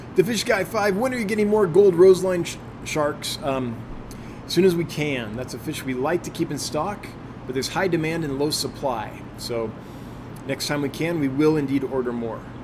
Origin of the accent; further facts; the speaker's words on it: California, United States; moved away as an adult; also born or lived in Los Angeles; now in Sheridan, United States; I, I grew up with lots in California